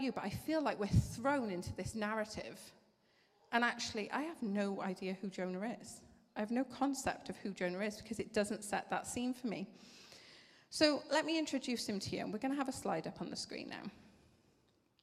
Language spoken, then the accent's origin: English; Wales, United Kingdom; accent: Welsh